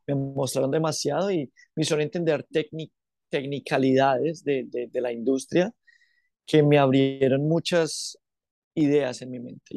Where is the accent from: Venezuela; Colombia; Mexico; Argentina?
Colombia; also born or lived in Bogotá / Quindío; now in Australia; yo nací en Bogotá, eh, pero yo, yo tenía un problema en la piel y toda mi familia viene del eje cafetero, que es Manizales, Pereira, Armenia, el Quindío. Y yo me crié entre el Quindío y Bogotá